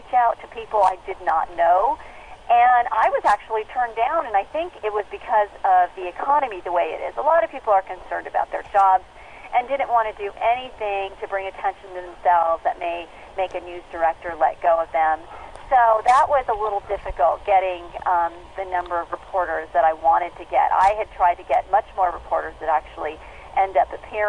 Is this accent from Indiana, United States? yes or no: no; Southern California, United States; moved away as an adult; also born or lived in Yuma, Arizona / Dallas, Texas; I grew up in Southern California